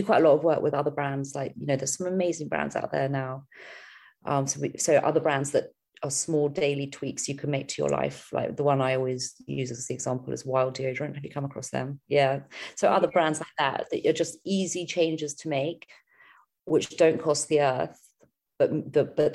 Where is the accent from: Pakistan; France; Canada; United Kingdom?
United Kingdom; also born or lived in London / Australia; we're British